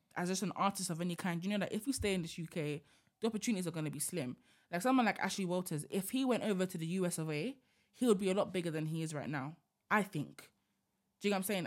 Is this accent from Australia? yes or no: no; United Kingdom; as black British people